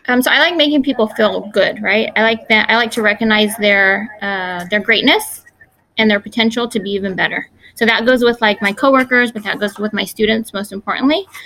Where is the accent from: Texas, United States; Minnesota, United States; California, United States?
California, United States; Fresno; I was born here in Fresno, um, here in the Central Valley